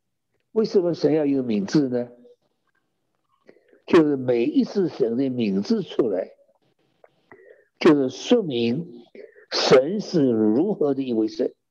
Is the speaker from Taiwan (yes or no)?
no; China; 我们中国人的算法是有早晨有晚上